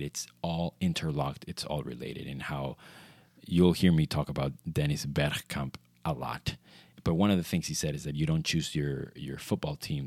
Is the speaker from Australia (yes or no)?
no; Venezuela; growing up in Venezuela, you see a lot or you saw a lot of Italian football